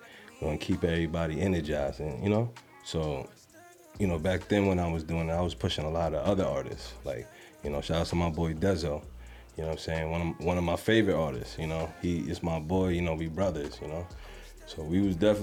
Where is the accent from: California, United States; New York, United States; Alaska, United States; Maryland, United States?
New York, United States; New York City; now in Las Vegas, United States; Born and raised in New York. Queens, okay. New York.